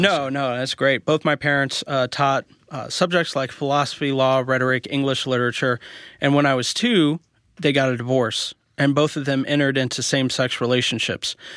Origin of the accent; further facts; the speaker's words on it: Columbia, Missouri, United States; also born or lived in Kansas City; I was raised in Columbia, Missouri, in Kansas City. Actually, I started out in Columbia